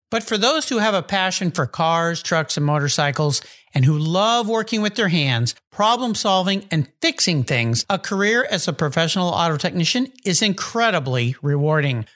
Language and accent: English; West Coast, United States; I grew up in the West Coast